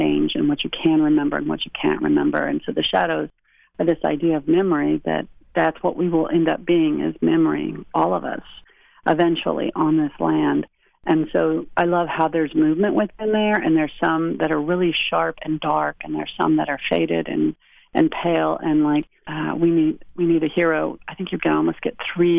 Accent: Lawton, Oklahoma, United States; moved away as an adult; also born or lived in Chicago; when I grew up in Oklahoma, I lived in Lawton, which is right by Fort Sill

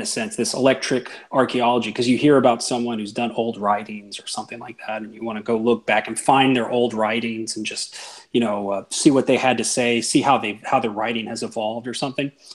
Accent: Canada; moved away as an adult; also born or lived in Japan; growing up in Canada

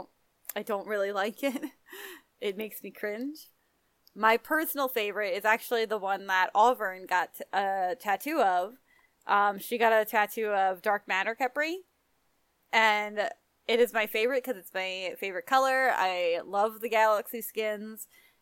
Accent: Philadelphia, Pennsylvania, United States; I'm from Philadelphia.

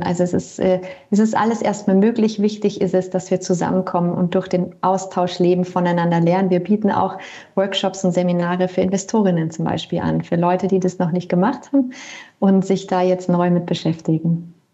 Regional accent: Bavaria, Germany; moved away as an adult; also born or lived in Berlin / Lake Constance; ich komme ursprünglich aus Bayern

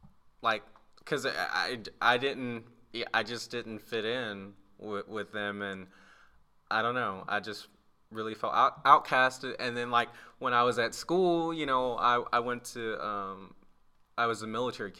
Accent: Bradenton, Florida, United States; I grew up in Florida, Bradenton, Florida, and I would say I kind of lived adjacent to the hood, maybe.

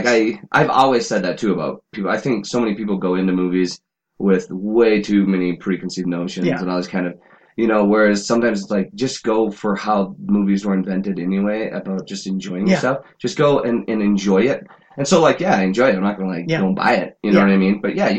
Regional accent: North Dakota, United States; First of all, North Dakota.

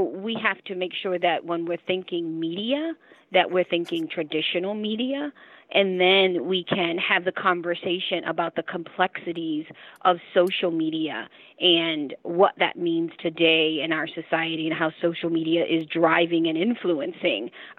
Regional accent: Baltimore, Maryland, United States; We grew up in Baltimore, still live in Baltimore

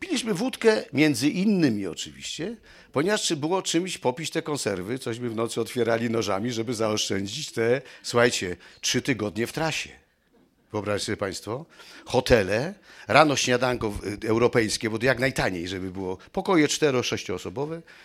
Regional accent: Kraków, Lesser Poland, Poland; się urodziłem, kochani, w Krakowie

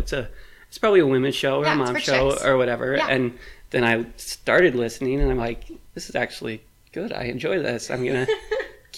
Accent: Bloomington, Illinois, United States; now in Peoria, United States; I'm from Bloomington, Illinois. I live in Peoria now.

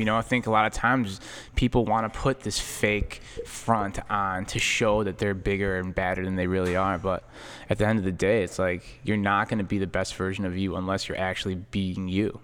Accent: Chicago, Illinois, United States; we grew up in Chicago

